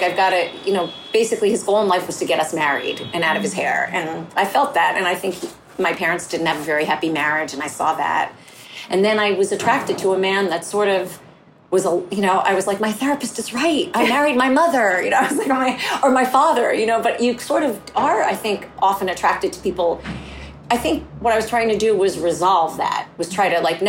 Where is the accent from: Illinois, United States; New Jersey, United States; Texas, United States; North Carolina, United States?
New Jersey, United States; northern; also born or lived in The Bronx, New York; My family was Jewish and we lived in northern New Jersey